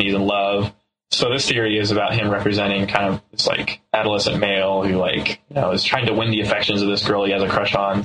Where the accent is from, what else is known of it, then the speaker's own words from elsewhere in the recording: South Texas, United States; we're from South Texas